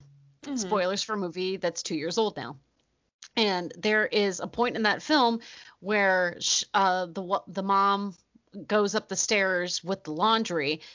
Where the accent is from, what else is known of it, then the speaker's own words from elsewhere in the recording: Ohio, United States; We're from Ohio.